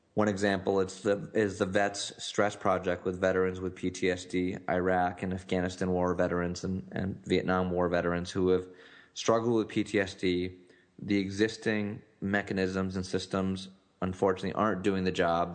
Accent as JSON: {"language": "English", "town": "Newtown", "region": "Connecticut", "country": "United States", "tie": "born or raised there", "said": "was in Newtown, Connecticut, which is the, the site of the Sandy Hook shooting and it's actually my hometown"}